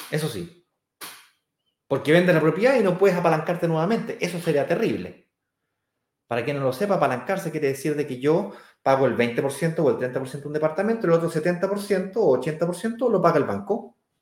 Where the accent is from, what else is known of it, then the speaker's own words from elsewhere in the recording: Santiago, Santiago Metropolitan Region, Chile; es justamente donde yo nací, que es Manquehue con Apoquindo. Ahí nací yo, donde está la Manque.